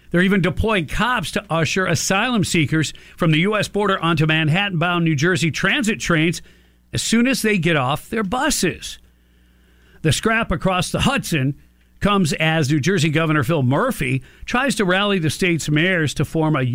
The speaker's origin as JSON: {"language": "English", "country": "Morocco", "said": "Well, I'm from Morocco. Well, how'd you end up here? Somebody offered me a ticket."}